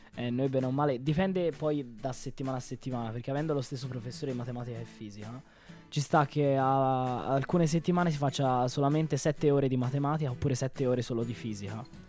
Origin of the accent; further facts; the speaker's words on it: Florence, Tuscany, Italy; Io vengo da Firenze, ho quasi 18 anni